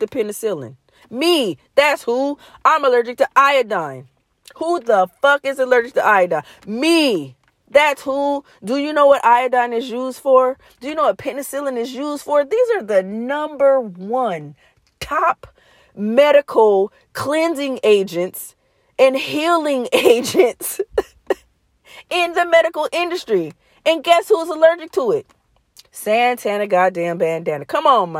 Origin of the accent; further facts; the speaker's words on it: United States; I'm from the United States